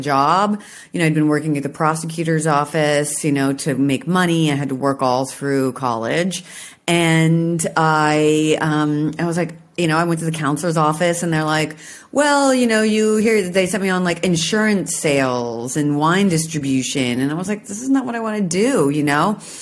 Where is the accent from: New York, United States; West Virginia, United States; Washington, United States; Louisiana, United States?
Washington, United States; I'm from Washington State